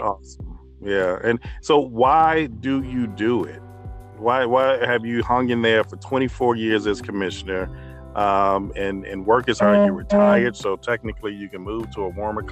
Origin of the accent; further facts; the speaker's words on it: Dolton, Illinois, United States; growing up in the city of Dalton